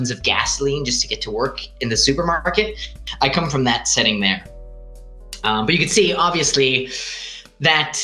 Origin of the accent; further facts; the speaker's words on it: Greater Toronto area, Southern Ontario, Canada; moved away as an adult; also born or lived in Yukon; now in Italy; I'm actually Canadian. I come from Southern Ontario, the Greater Toronto area.